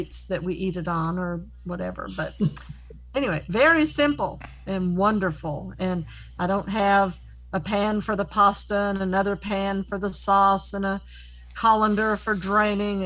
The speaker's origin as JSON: {"language": "English", "region": "Tennessee", "country": "United States", "tie": "born or raised there", "also_born_or_lived": "Rhode Island", "said": "We went to the school for the blind starting when we were 9 years old"}